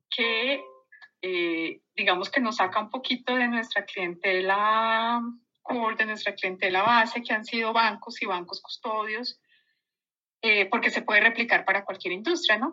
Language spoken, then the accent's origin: Spanish; Colombia; moved away as an adult; also born or lived in United Kingdom; yo soy colombiana y me vine hace 12 mm, años a Colombia